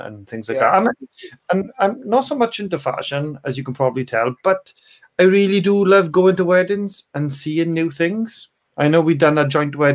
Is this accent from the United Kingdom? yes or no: yes; Bridgend, Wales, United Kingdom; moved away as an adult; also born or lived in Aberdeen; I'm from Bridgend originally